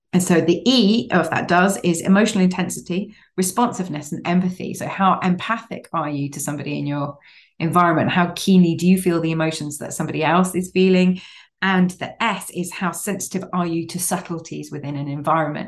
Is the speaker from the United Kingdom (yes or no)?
yes; Cambridge, East of England, United Kingdom; I grew up in Cambridge and various Cambridgeshire villages